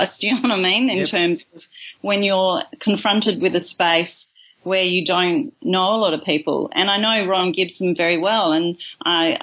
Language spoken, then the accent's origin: English; Kalamunda, Western Australia, Australia; I grew up in Kalamunda